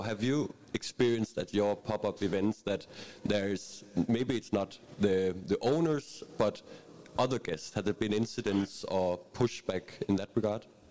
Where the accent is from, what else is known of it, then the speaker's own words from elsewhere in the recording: Bornholm, Capital Region of Denmark, Denmark; I'm from Bornholm